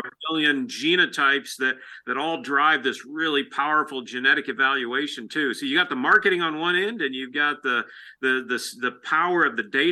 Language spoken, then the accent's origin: English; Illinois, United States; moved away as an adult; now in St. Joseph, United States; places where I grew up in Illinois